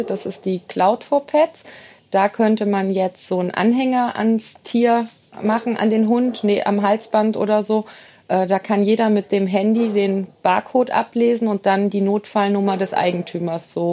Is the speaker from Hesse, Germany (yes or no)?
no; Engers, Rhineland-Palatinate, Germany; Genau, ich bin in Engers sozusagen geboren und aufgewachsen. Ähm, habe da eine sehr schöne Jugend gehabt, war dann weg zum Studieren und zur Ausbildung.